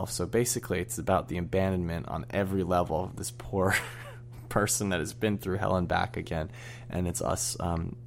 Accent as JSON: {"language": "English", "town": "San Francisco", "region": "California", "country": "United States", "said": "I'm from San Francisco"}